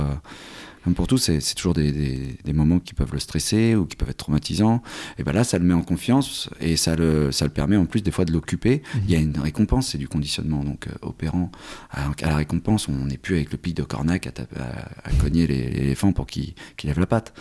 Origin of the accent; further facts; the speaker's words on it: Normandy, France; also born or lived in Canada / South Africa; Je suis né en Normandie, on, avait, on était à la campagne